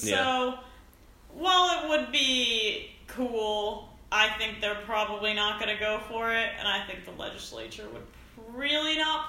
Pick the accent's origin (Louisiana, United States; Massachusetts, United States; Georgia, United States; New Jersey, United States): New Jersey, United States; moved away; I'm from New Jersey.